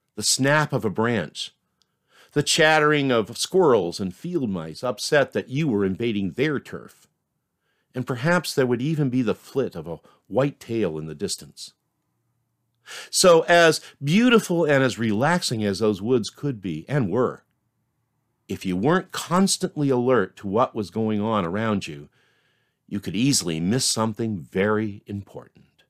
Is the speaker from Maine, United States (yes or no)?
yes; Maine, United States; now in Concord, United States; my life growing up in Maine